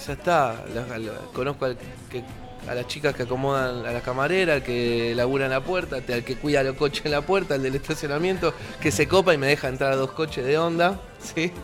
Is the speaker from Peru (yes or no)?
no; Avellaneda, Buenos Aires Province, Argentina; Soy de Avellaneda y en, mi lugar, la verdad, la gente escucha eh, cualquier cosa